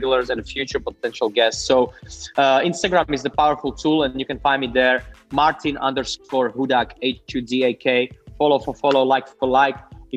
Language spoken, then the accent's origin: English; Slovakia; moved away as an adult; now in Australia; I'm coming from very small town and humble family backgrounds. I'm coming from Slovakia, so Central East Europe